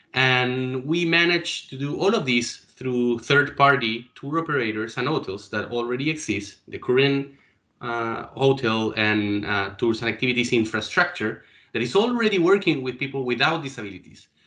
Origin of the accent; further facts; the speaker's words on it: Chile; Chile, my hometown.